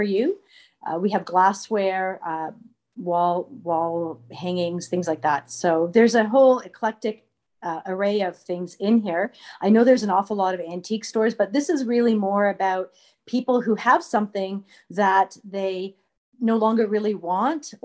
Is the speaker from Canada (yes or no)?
yes; Toronto, Ontario, Canada; moved away as an adult; now in Madoc, Canada; I grew up in Toronto for my childhood. And then for my high school years, I moved up to a small town.